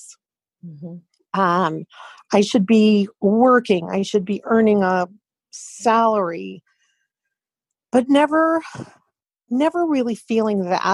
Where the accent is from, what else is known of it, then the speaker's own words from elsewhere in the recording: California, United States; I was born and raised in California